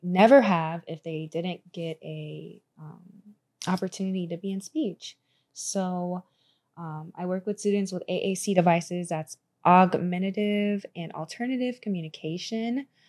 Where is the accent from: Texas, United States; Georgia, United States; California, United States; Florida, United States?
Florida, United States; Tampa; also born or lived in Orlando, Florida; I'm from Tampa, I'm from Florida